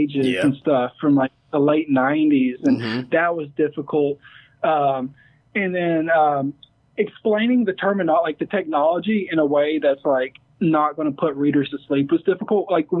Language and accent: English; Chattanooga, Tennessee, United States; growing up in Southeast Tennessee in the 90s